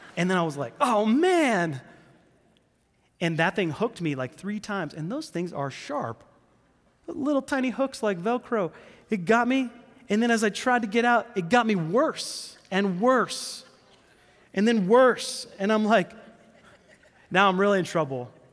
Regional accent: New Hampshire, United States; I'm from New Hampshire

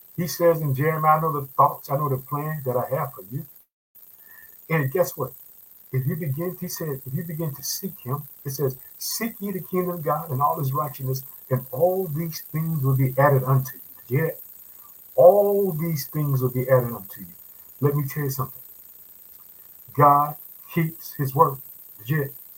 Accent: Illinois, United States; in the state of Illinois. Guess what? That's my home state. I reside in the city of Chicago.

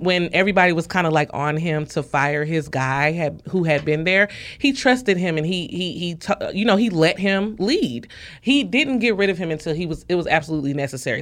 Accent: St. Louis, Missouri, United States; I'm from Saint Louis

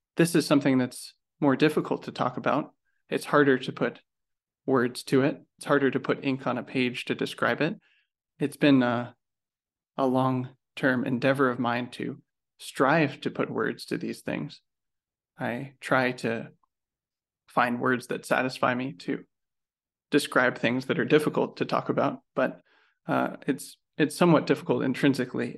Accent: United States; as an American

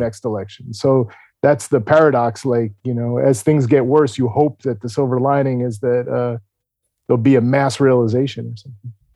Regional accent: New York, United States; I grew up in New York in the seventies and eighties

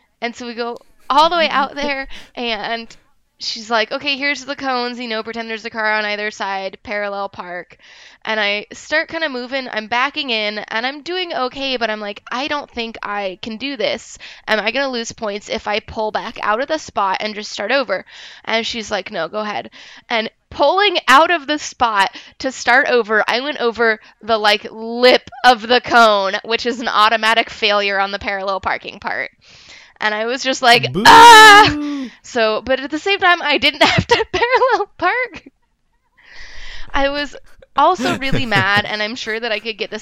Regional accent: Olympia, Washington, United States; I'm from Olympia

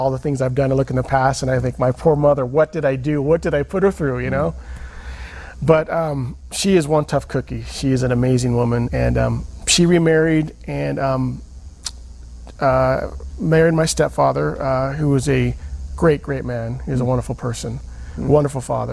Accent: Sacramento, California, United States; also born or lived in Provo, Utah; now in Utah, United States; when I was about 3 or 4 months old, we moved back to Sacramento

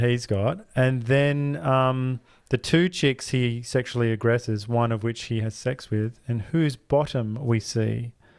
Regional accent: Australia; we're Australian, all we hear is Australian.

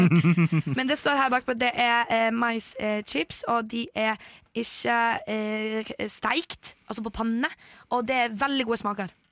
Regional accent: Poland; now in Norway; Jeg er polsk

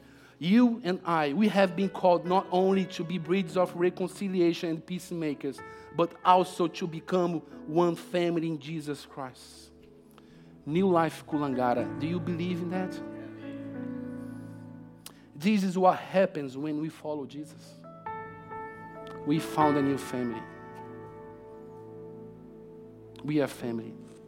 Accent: Brazil; now in Australia; Come on, I came from Brazil. It's really far, but the Holy Spirit makes it really close. It's so improbable for myself to be preaching here this morning. I never thought in my life one day I would be living in Australia.

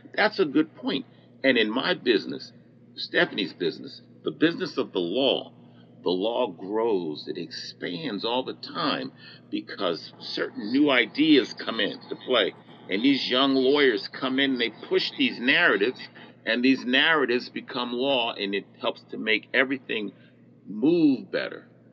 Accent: New Jersey, United States; moved away as an adult; I grew up in New Jersey

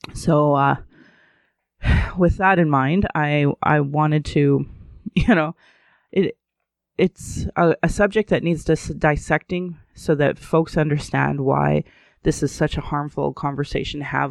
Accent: Alberta, Canada; growing up in Alberta

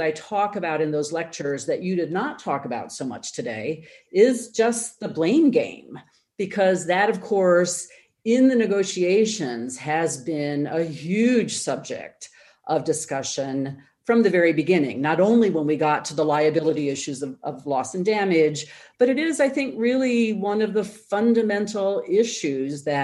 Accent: United States; maybe you hear this in my accent, but I am an American

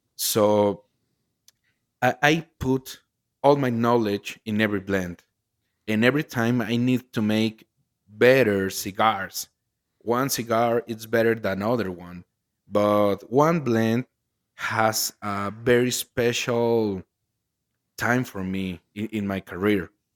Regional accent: Jalisco, Mexico; English is a second language; I'm from Mexico. I'm from Jalisco, the land of tequila and mariachi.

